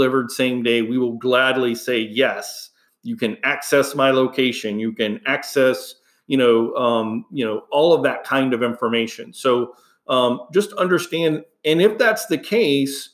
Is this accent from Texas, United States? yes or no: yes; Houston, Texas, United States; moved away; I grew up in Houston, Texas